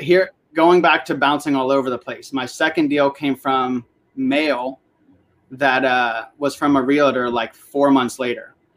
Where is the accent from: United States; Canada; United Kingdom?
United States; Northern Virginia; I grew up here in Northern Virginia